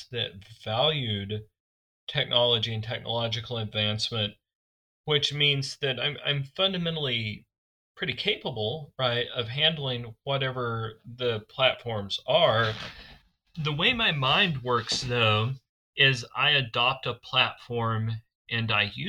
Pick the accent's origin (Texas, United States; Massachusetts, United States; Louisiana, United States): Texas, United States; San Angelo; also born or lived in Lubbock / El Paso / Mexico / Nigeria; I'm from West Texas, right? Like my dad's family is from Abilene. My mom's parents were in Midland when I was a kid. I grew up in San Angelo